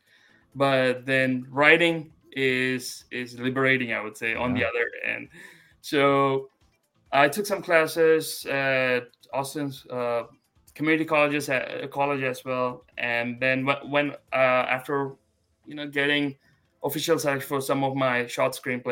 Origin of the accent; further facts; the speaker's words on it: India; moved away as an adult; now in United States; I'm an Asian American, but I was born and I grew up in India